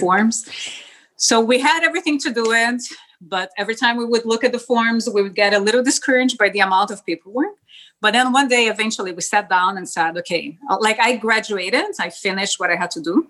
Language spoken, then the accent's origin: English; Porto Alegre, Rio Grande do Sul, Brazil; first language Spanish; English is a second language; moved away as an adult; now in Canada; I was born in Porto Alegre, Rio Grande do Sul. It's in the south of Brazil